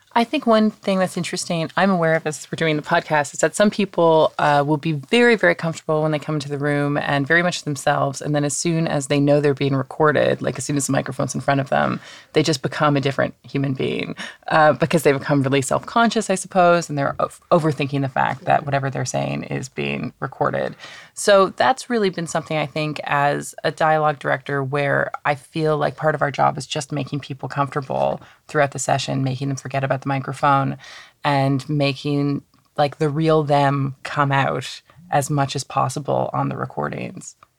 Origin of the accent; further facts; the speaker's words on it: Canada; now in London, United Kingdom; I'm not from London. Originally, I'm from Canada